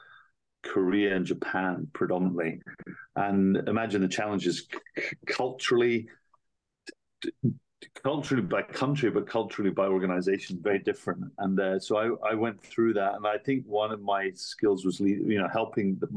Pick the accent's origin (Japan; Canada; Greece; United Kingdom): United Kingdom; moved away; also born or lived in Asia / New York / London; I'm British, but I've worked mainly in Asia.